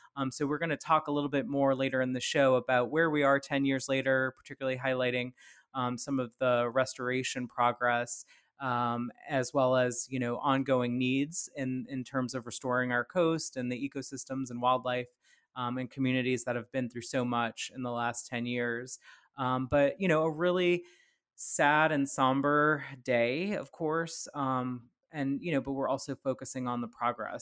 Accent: Plaquemines Parish, Louisiana, United States; moved away as an adult; also born or lived in San Francisco Bay Area; having grown up in, in Plaquemines Parish

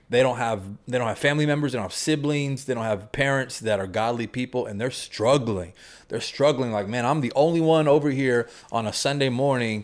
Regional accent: Houston, Texas, United States; born or raised there

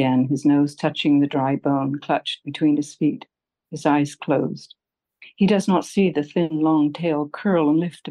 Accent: England, United Kingdom; now in Alameda, United States; I grew up in England and I went to school in England

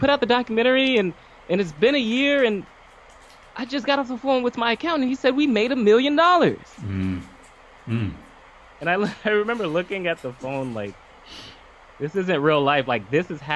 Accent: Pompano Beach, Florida, United States; I'm from Pompano Beach, Florida, but here in Boca, went to Lane University

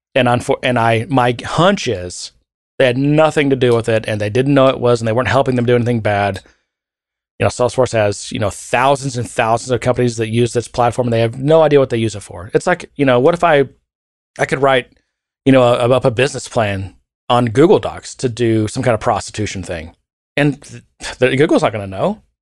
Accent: United States; being an American

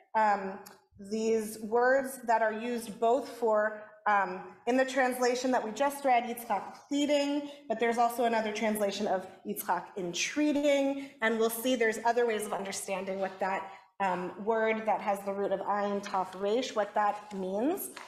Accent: Los Angeles, California, United States; because I'm from

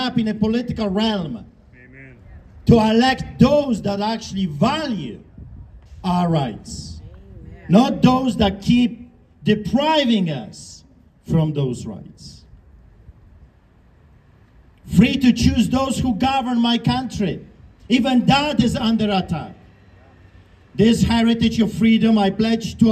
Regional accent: Canada; We are Christians. We are Canadians.

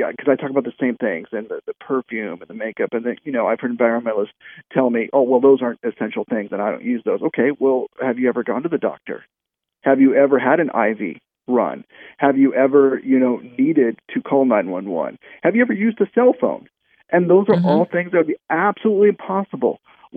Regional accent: New Mexico, United States; from my home state of New Mexico

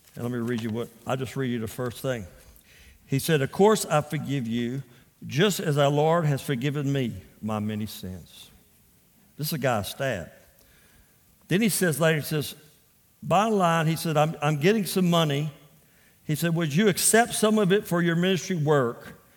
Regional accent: Port Arthur, Texas, United States; also born or lived in Louisiana; I was raised in Port Arthur, Texas.

